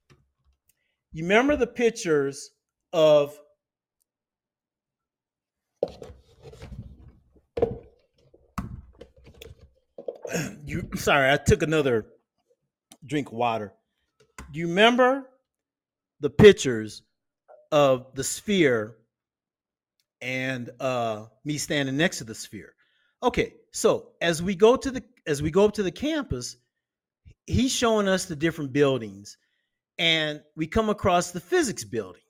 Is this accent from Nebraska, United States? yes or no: yes; Omaha, Nebraska, United States; now in Escazú, Costa Rica; where I grew up in Omaha, Nebraska, in the community